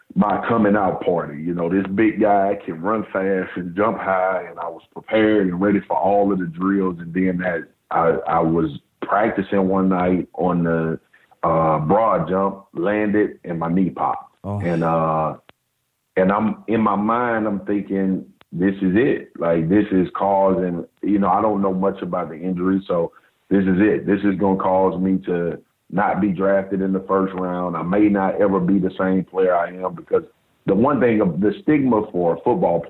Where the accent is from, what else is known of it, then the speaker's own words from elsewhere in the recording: Baton Rouge, Louisiana, United States; I grew up in South Baton Rouge